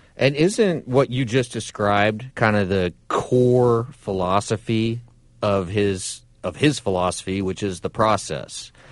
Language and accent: English; Nebraska, United States; now in Alabama, United States; I'm from Nebraska